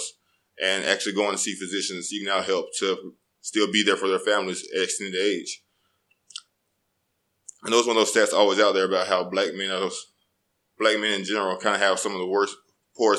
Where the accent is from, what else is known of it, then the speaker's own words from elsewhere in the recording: Birmingham, Alabama, United States; moved away as an adult; also born or lived in Auburn, Alabama / Miami, Florida; it wasn't like I was from the best part of Birmingham or anything.